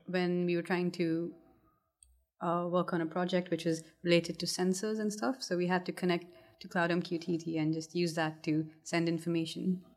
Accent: Kuwait; moved away as an adult; also born or lived in India / Coventry; now in United Kingdom; I was born and brought up in Kuwait. So I didn't grow, grow up in England

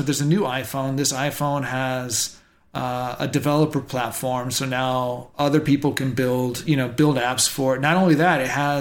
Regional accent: Dallas, Texas, United States; I'm a kid from Dallas

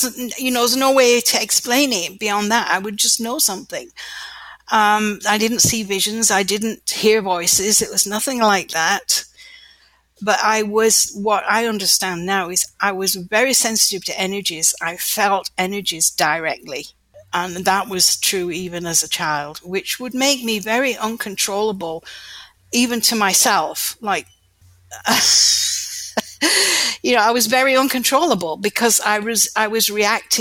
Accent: North Wales, United Kingdom; also born or lived in Lancashire, England; I was born in Lancashire in the north of England, and when I was 10 years old, we moved to North Wales

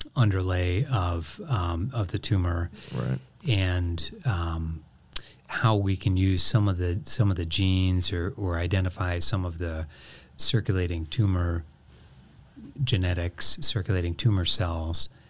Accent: Painesville, Ohio, United States; moved away; also born or lived in Crawfordsville, Indiana; I grew up mostly on the east side of Cleveland in a okay. town called Painesville, Ohio.

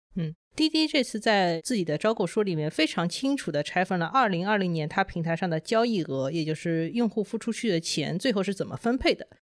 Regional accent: China; 我们都是中国人呢

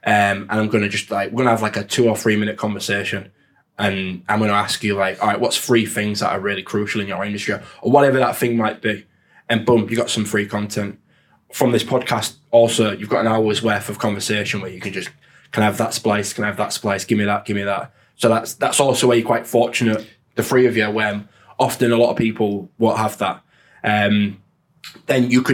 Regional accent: Hull, Yorkshire and the Humber, United Kingdom; I'm from Hull.

